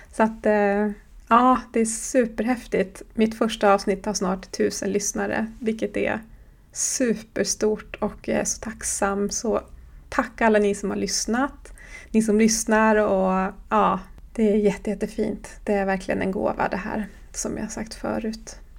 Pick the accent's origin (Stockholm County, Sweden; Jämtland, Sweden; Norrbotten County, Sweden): Jämtland, Sweden; Horsbotten; jag kommer från Horsbotten i Jämtlands län på den svenska sidan av Sápmi